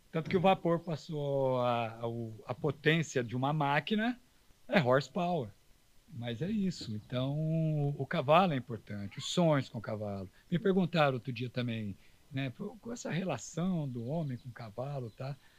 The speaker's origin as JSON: {"language": "Portuguese", "region": "south of Minas Gerais", "country": "Brazil", "tie": "born or raised there", "said": "sou do sul de Minas, de Itajubá, de Cristina, de São Lourenço"}